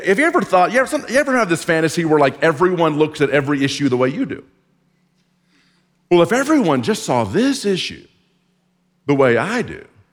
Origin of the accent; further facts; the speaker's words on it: Texas, United States; growing up in Texas